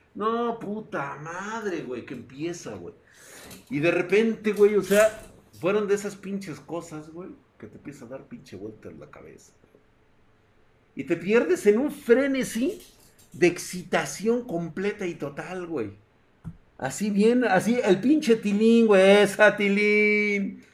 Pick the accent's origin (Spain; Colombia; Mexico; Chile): Mexico; Mexico City; yo soy de la Ciudad de México